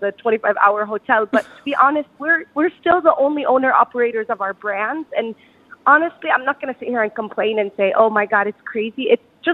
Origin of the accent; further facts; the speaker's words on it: United States; now in Dubai, United Arab Emirates; I grew up in the States